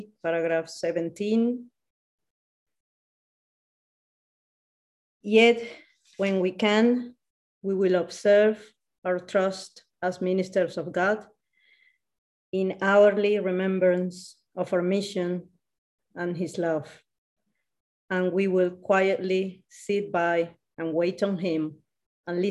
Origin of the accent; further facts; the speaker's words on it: Colombia; English is a second language; now in Madrid, Spain; I was born in Colombia and now I'm living in Madrid.